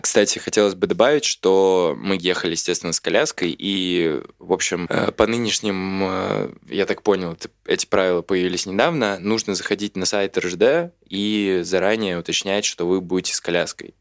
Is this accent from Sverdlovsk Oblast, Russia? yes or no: no; Smolensk, Smolensk Oblast, Russia; now in Moscow, Russia; города Смоленска, откуда я родом, и вся моя семья, соответственно.